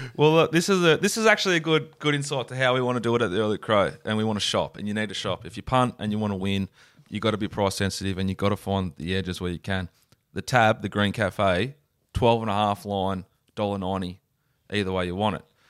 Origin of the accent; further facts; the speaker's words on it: Sydney, New South Wales, Australia; I am from Sydney